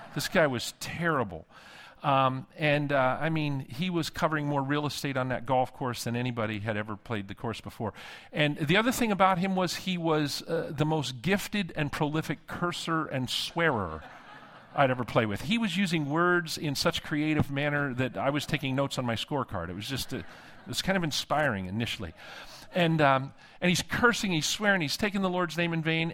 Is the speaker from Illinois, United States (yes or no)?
no; Pittsburgh, Pennsylvania, United States; moved away; I'm from Western P A, Pittsburgh originally